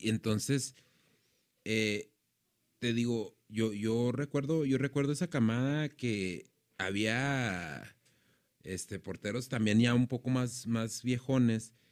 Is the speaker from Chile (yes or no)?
no; Mexico; sabemos nosotros como mexicanos